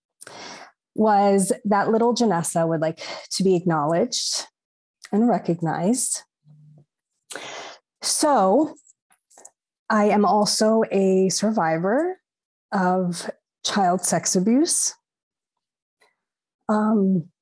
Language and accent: English; New York, United States; also born or lived in Long Island; So I'm a Latina, New Yorican. So I'm of Puerto Rican heritage, but born in New York